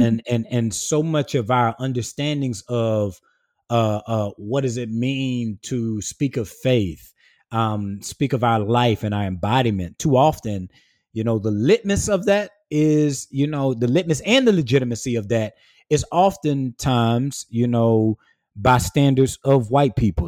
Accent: small town between Swansea, St. Matthews and Sandy Run, South Carolina, United States; moved away as an adult; I came from the Black rural South, uh, south of Columbia, South Carolina, in a small town, uh, in between Swansea, South Carolina, Saint Matthew, South Carolina, and Sandy Run, South Carolina, through school and church and, and family life

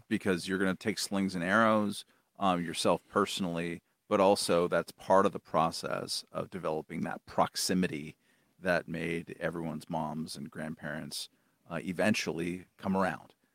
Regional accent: California, United States; proud of being a Californian

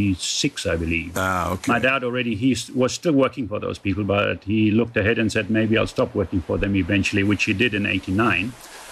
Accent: Arusha, Tanzania; I was born here in 69. My parents came out in February 69. I was born in June. So I'm made in Germany, but born here. And grew up on a coffee farm not too far from here, 50 kilometers

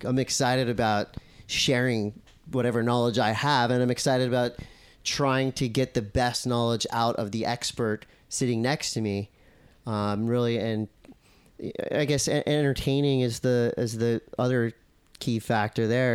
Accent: Encinitas, California, United States; I grew up in Encinitas

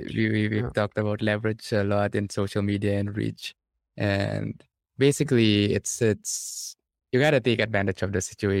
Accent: Suriname

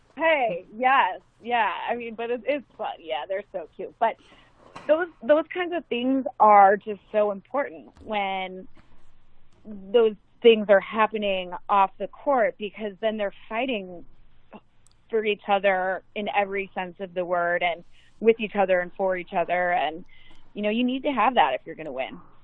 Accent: Chicago, Illinois, United States; now in New York, United States; when I was growing up in Chicago

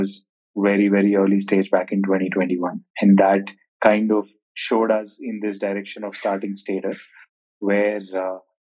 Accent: India; also born or lived in Bangalore; I hail from India, currently living in Bangalore.

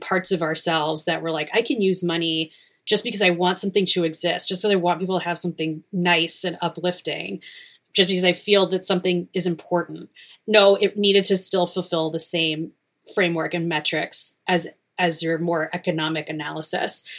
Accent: Cleveland, Ohio, United States; moved away; also born or lived in New York; I'm from Ohio, um, so I went back to Cleveland

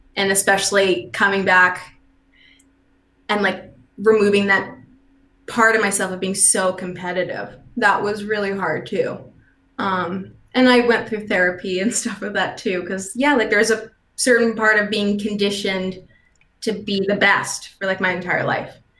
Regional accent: St. Albert, Alberta, Canada; moved away as an adult; also born or lived in Toronto / Vancouver; I never felt confident in myself until I left Edmonton because I grew up in St. Albert

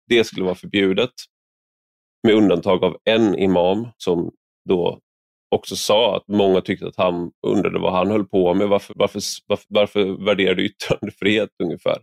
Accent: Sweden

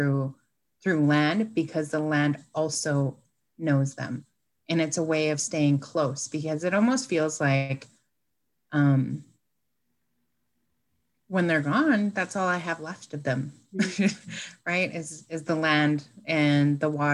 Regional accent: Fort St. John, British Columbia, Canada; I still live in Port St. John, is where I grew up.

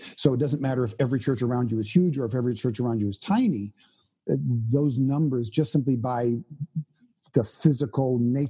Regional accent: Canada; I was born and raised in Canada

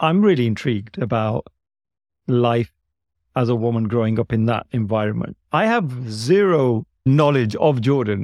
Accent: United Kingdom; I was born here in the U K.

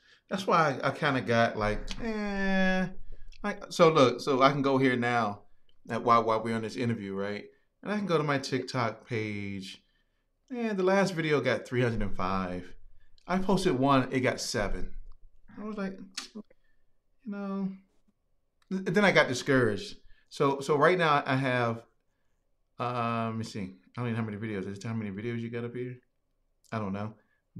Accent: Virginia, United States; Hey, VA is in the building.

